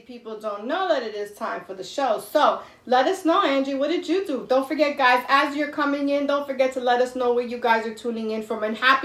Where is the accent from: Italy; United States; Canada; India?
United States; New York; now in Florida, United States; So we come from New York, right?